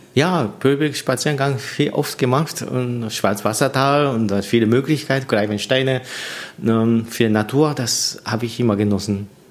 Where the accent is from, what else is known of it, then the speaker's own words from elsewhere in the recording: Japan; German is a second language; moved away as an adult; also born or lived in Tokyo, Japan / Munich, Germany; now in Annaberg-Buchholz, Germany; ich bin seit äh, 18 Jahren alt in äh, meine Heimat äh, weggezogen. Ich bin in, in Tokio sechs Jahre studiert das ist auch äh, so 250, 300 Kilometer weiter von meiner Heimat